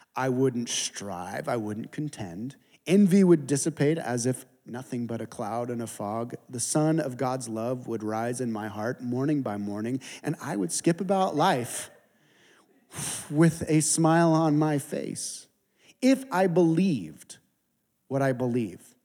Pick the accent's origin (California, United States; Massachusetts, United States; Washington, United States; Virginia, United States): California, United States; San Diego; I'm from San Diego